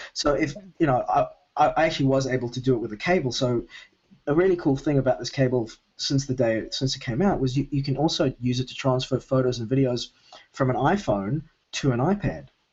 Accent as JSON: {"language": "English", "town": "Melbourne", "region": "Victoria", "country": "Australia", "tie": "born or raised there", "said": "Melbourne, uh, where I normally live"}